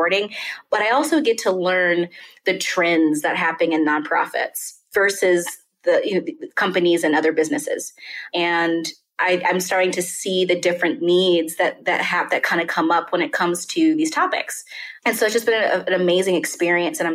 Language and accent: English; Westport, Kentucky, United States; moved away as an adult; now in Denver, United States; I'm originally from a small town called Westport, Kentucky, and I loved it. I had a great life. My parents are still there in the same house